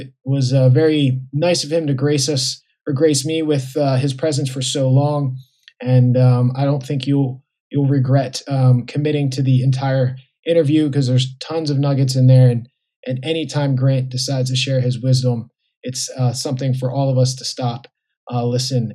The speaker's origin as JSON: {"language": "English", "country": "United States", "also_born_or_lived": "Puerto Rico", "said": "being American and or being from the U.S."}